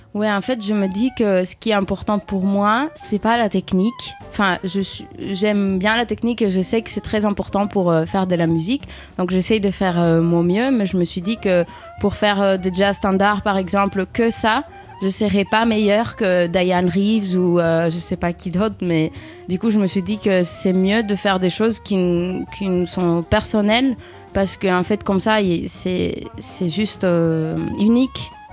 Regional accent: Greece; now in Paris, France; je viens de la Grèce

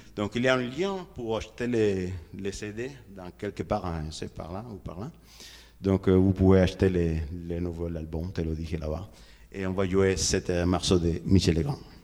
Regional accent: Havana, Cuba; French is a second language; chez moi, chez nous à La Havane

